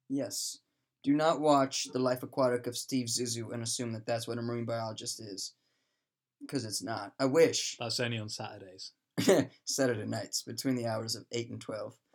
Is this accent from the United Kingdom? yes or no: yes; England, United Kingdom